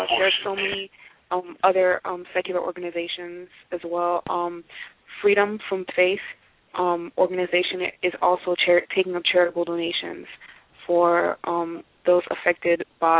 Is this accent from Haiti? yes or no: yes; Haiti; And, I mean, I come from Haiti, and they get hit by a storm just about every year.